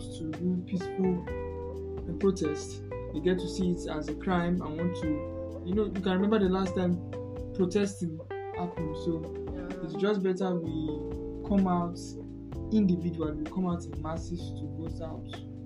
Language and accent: English; Nigeria; We as in Nigeria, we as a country, Nigeria